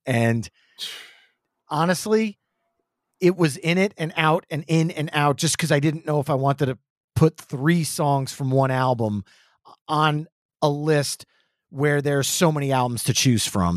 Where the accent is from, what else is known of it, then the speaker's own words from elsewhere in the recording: New Jersey, United States; we're from New Jersey.